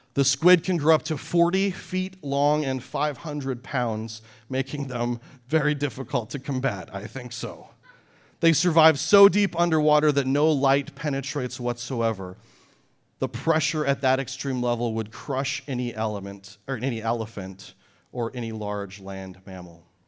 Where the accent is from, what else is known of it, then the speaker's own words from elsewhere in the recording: Canada; moved away; I grew up in Canada near the mountains